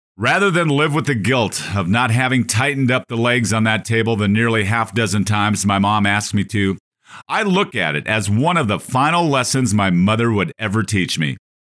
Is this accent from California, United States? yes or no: no; North Dakota, United States; Growing up on a five thousand acre North Dakota cattle ranch in the sixties and seventies